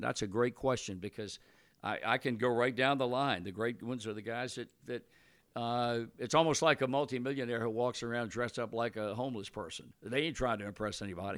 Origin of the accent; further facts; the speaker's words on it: Virginia, United States; moved away; I was born and raised in Virginia